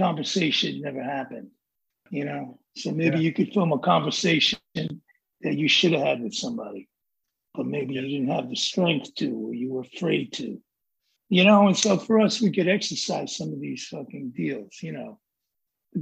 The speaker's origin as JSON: {"language": "English", "town": "New York City", "region": "New York", "country": "United States", "said": "I'm from the Bronx"}